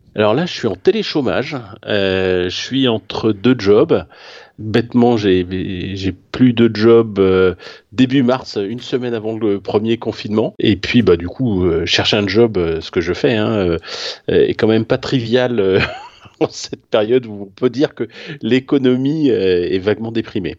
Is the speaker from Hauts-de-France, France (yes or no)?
no; Paris, Île-de-France, France; je suis parisien